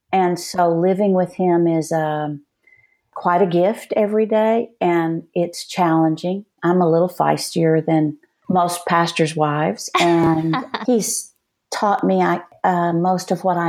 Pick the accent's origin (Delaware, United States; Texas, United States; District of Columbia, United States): Texas, United States; Floydada; moved away as an adult; I was born in 1950 in Floydada, Texas, which is at the bottom of the panhandle in the South Plains. And actually, I was adopted by the doctor who delivered me and his wife.